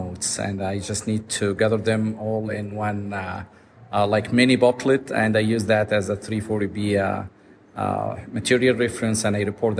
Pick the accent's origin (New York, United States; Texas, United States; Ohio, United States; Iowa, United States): New York, United States; New York City; I'm from Staten Island, New York